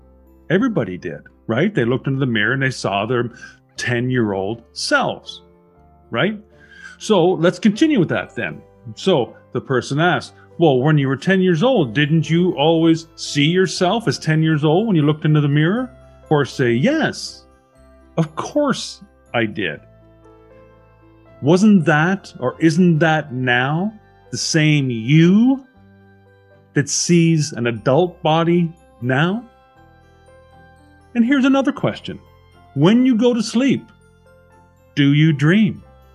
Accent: Burnaby, British Columbia, Canada; also born or lived in Vancouver; I was born in 1965 in Vancouver. I lived in Burnaby with my parents until I was 19, and then I went to the University of British Columbia

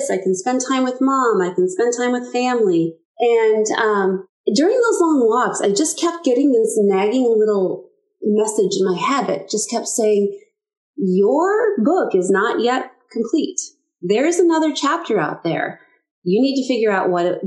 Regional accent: Stillwater, United States; moved away as an adult; also born or lived in Omaha, Nebraska; I was born and raised in Stillwater, and 33 years ago, moved to Omaha, Nebraska with my then husband

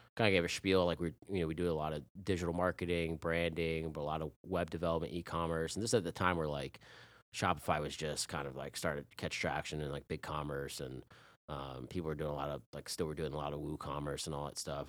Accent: Chapel Hill, North Carolina, United States; I'm from Chapel Hill, like, back then it's, like, this is a frat town

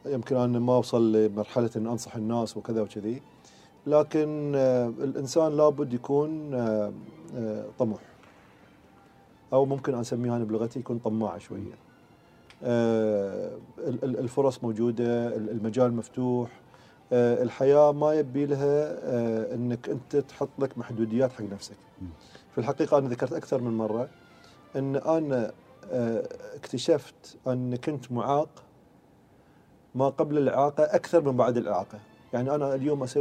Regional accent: Bahrain; moved away; يوم ما انتقلنا اساسا من البحرين الى الامارات او الى عمان يعني ما حسينا ابد ان احنا اساسا طلعنا حتى من فريجنا

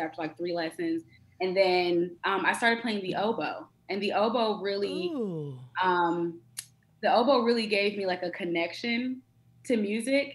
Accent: Atlanta, Georgia, United States; also born or lived in Washington, D.C.; I'm born and raised in Atlanta, between Atlanta and D.C.

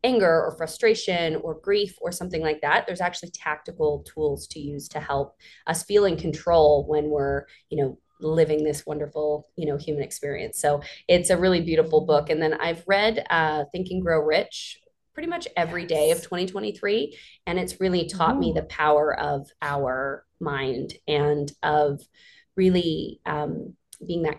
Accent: Vancouver Island, British Columbia, Canada; I'm from Vancouver Island, a small little town, a mining town there.

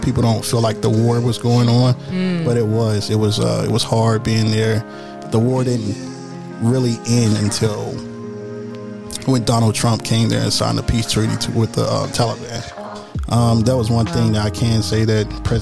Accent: Aurora, North Carolina, United States; I'm from Aurora, North Carolina

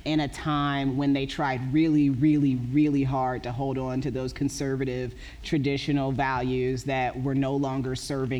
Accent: Indiana, United States; I grew up in Indiana.

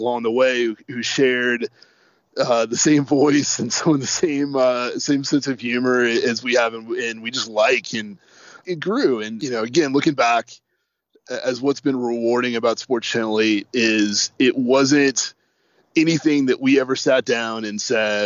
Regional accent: North Carolina, United States; we're all from North Carolina, and I think that's one thing that makes us unique, is that we all grew up around here.

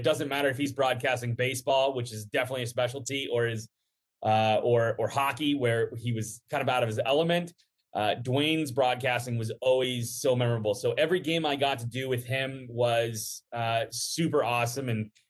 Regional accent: Cincinnati, Ohio, United States; So when I transferred back home to Cincinnati, because my parents had grown, I grew up in Cincinnati

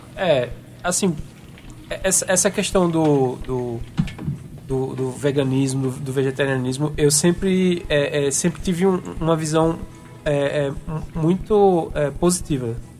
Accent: Paraíba, Brazil; eu é, sou nordestino, paraibano

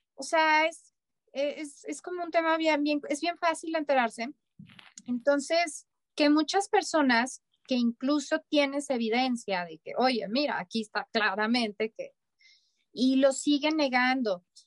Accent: Mexico; a los mexicanos nos falta

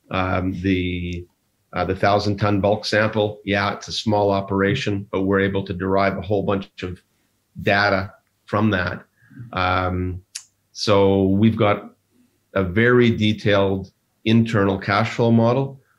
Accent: Ireland; Um, I'm Irish. I can say that.

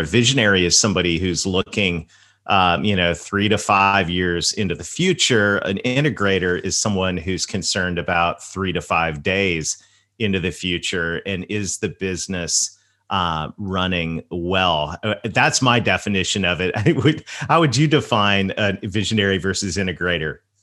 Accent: the South, Southern United States, United States; accent: Southern; my Southern accent

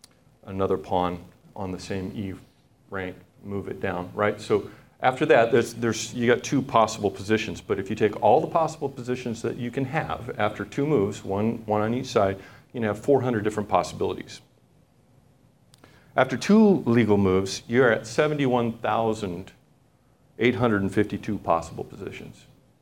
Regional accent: Papua New Guinea; Now, when I was growing up, I grew up in Papua New Guinea, which is a little nation north of Australia

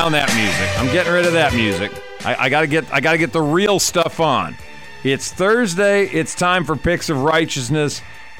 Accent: Wisconsin, United States; moved away; I'm from Wisconsin.

